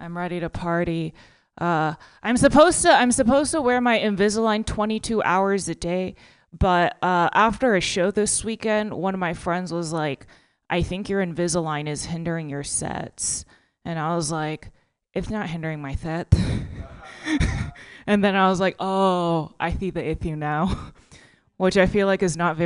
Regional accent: Texas, United States; now in California, United States; I'm from Texas and I only just learned about recycling

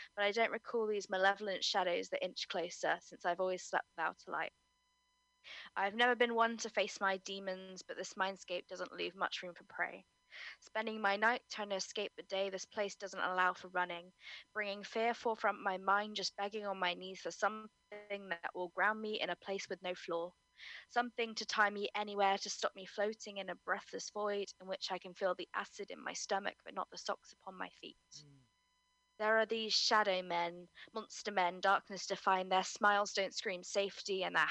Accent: Cornwall, South West England, United Kingdom; I'm a Cornish maiden who lives such a messy life

